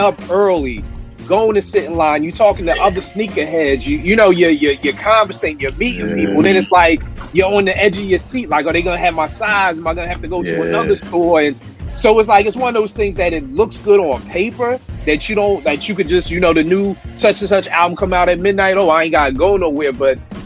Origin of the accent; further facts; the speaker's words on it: Philadelphia, Pennsylvania, United States; my man who I grew up with in Philly